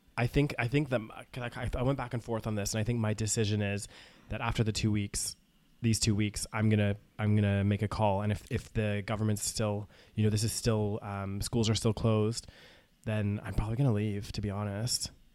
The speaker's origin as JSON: {"language": "English", "country": "Canada", "moved": "as an adult", "said": "I'm a Canadian citizen"}